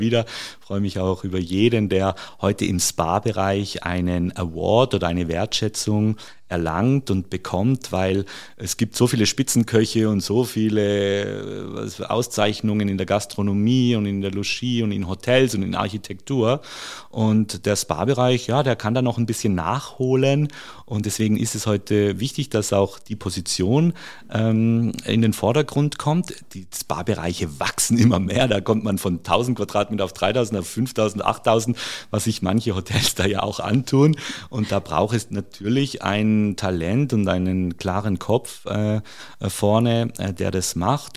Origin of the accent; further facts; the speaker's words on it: near Stuttgart, Baden-Württemberg, Germany; moved away as an adult; also born or lived in Carinthia, Austria / Salzburg, Austria / Spain; now in Kitzbühel, Austria; ich habe die ersten 20 Jahre, ich bin auch in Deutschland geboren, äh, bin dort zur Schule gegangen und in der Nähe von Stuttgart